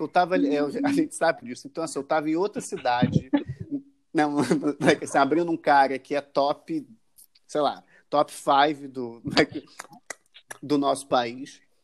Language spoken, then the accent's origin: Portuguese; Rio de Janeiro, Brazil; nós que somos os cariocas